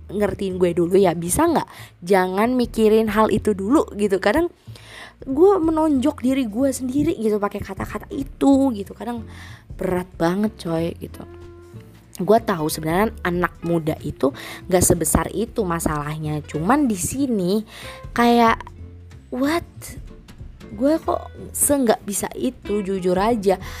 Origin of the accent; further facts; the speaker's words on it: Karawang, West Java, Indonesia; jadi tuh dua hari yang lalu gue habis ngadain event konser gitu kan di kota gue di Karawang